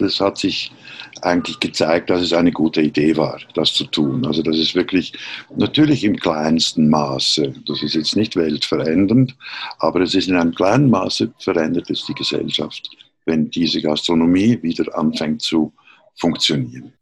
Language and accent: German; Switzerland; moved away as an adult; also born or lived in Berlin; ich bin Schweizer, wie man hört